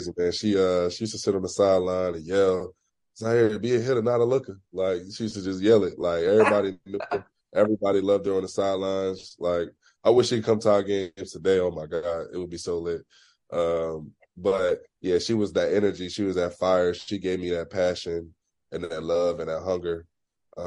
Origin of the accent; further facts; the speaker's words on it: Philadelphia, Pennsylvania, United States; growing up in Philly